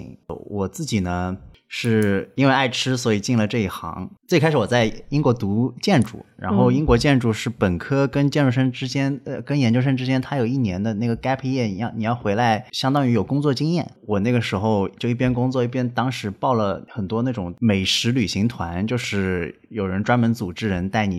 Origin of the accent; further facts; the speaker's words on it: Suzhou, Jiangsu, China; also born or lived in Beijing / Shanghai; 我跟田勇老师现在在苏州嘛，我是苏州人，然后正好我从北京想换个环境到上海来工作